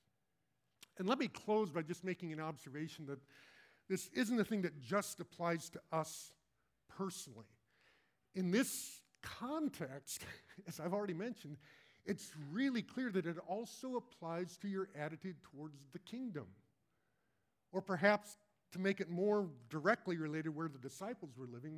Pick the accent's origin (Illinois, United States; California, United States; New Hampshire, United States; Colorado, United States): Colorado, United States; moved away; I grew up in Colorado, and my kids actually now live in Denver